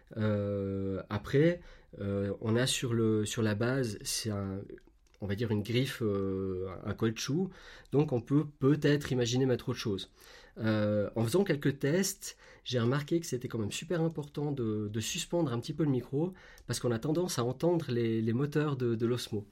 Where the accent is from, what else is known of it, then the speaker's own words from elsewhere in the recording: Switzerland; chez nous en Suisse